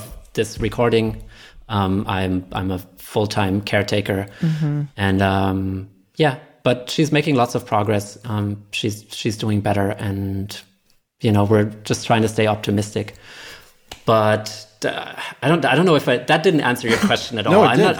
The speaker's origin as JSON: {"language": "English", "town": "Nuremberg", "region": "Bavaria", "country": "Germany", "tie": "born or raised there", "also_born_or_lived": "Michigan", "moved": "yes", "lives_now": "Berlin, Germany", "said": "we moved back to my hometown, to Nuremberg"}